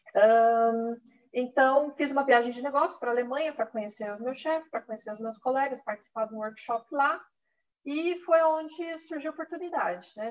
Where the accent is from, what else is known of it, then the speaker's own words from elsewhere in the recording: Campinas, São Paulo, Brazil; moved away as an adult; now in Germany; sou de Campinas